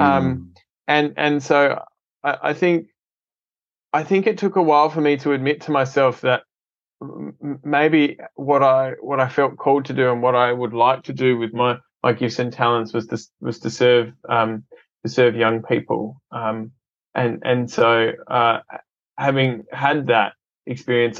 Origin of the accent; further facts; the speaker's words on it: Adelaide, South Australia, Australia; grew up in Adelaide, um, and uh, it's been home for uh, most